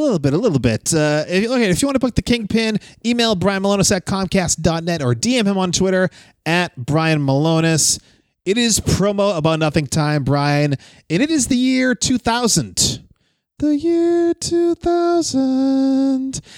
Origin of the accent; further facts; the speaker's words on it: Wakefield, Massachusetts, United States; it's in Wakefield now, my hometown